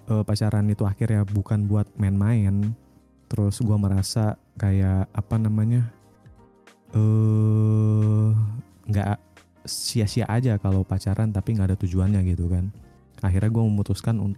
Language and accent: Indonesian; Pakistan; pengen ke Pakistan gitu kan ke tempat asal gue